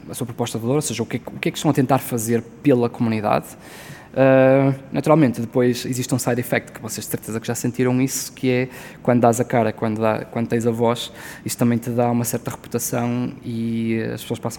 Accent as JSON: {"language": "Portuguese", "town": "Porto", "region": "Norte", "country": "Portugal", "said": "nós somos do Porto, ou, ou pelo menos perto do Porto"}